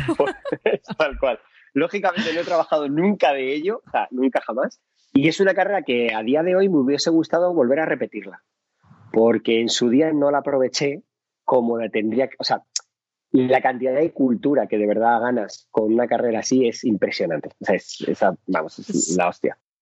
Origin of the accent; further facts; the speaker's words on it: Madrid, Community of Madrid, Spain; yo soy de Carabanchel, un barrio que adoro, amo, eh, pero el Carabanchel de los 80 era un barrio complicado